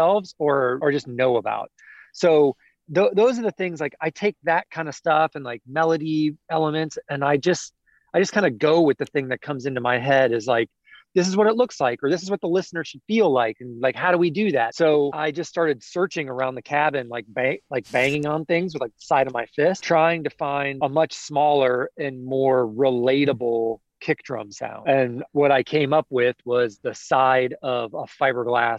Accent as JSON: {"language": "English", "town": "Kansas City", "region": "Missouri", "country": "United States", "tie": "born or raised there", "moved": "as an adult", "lives_now": "Nashville, United States", "said": "I grew up in Kansas City."}